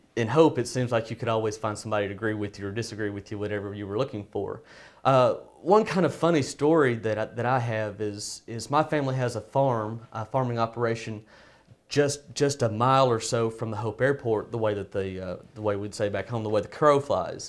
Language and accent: English; Hope, Arkansas, United States; growing up in Hope